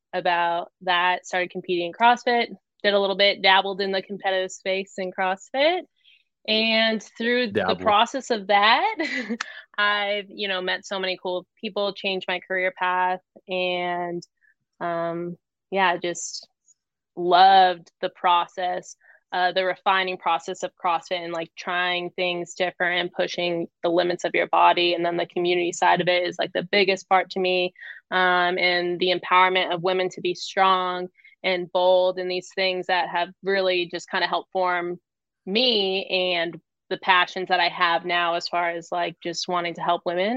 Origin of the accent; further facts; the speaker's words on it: Phoenix, Arizona, United States; moved away as an adult; also born or lived in New Hampshire; I was born and raised in Arizona.